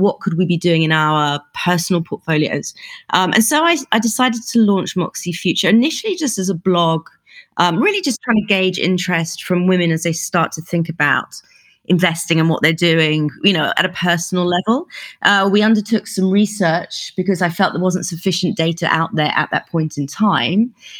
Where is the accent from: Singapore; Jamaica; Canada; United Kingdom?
United Kingdom; accent: plummy British; moved away as an adult; also born or lived in New York / Beijing / Hong Kong; now in Middle East; I've lived and worked all over the world, so you can probably tell from my plummy British accent that I'm from the UK. But I left a long time ago.